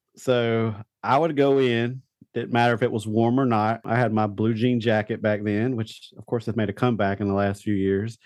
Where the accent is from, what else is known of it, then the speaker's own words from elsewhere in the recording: Eastern North Carolina, United States; I grew up in Eastern North Carolina